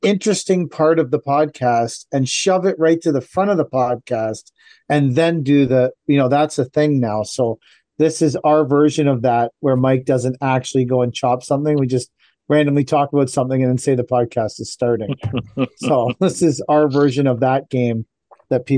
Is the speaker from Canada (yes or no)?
yes; Canada; we're Canadian